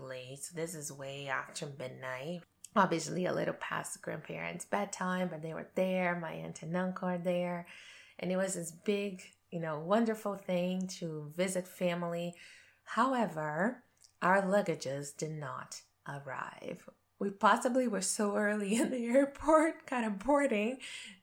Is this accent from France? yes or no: no; Brazil; moved away as an adult; now in Canada